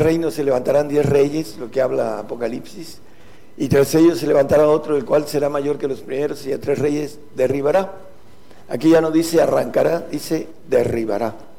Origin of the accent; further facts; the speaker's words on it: Mexico; nosotros los que somos de México